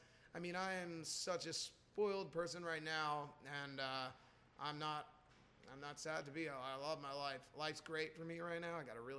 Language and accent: English; Jim Thorpe, Pennsylvania, United States; now in Long Island, United States; Back in my hometown in Jim Thorpe, Pennsylvania. The old good old Jim Thorpe, Pennsylvania.